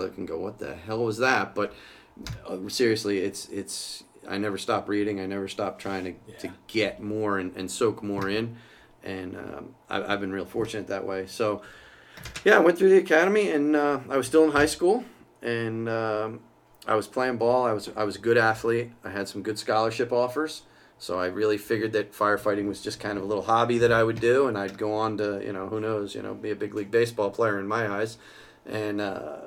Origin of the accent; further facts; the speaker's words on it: New Egypt, New Jersey, United States; I joined New Egypt Volunteer Fire Company, which is where I grew up, the town I've lived in my whole life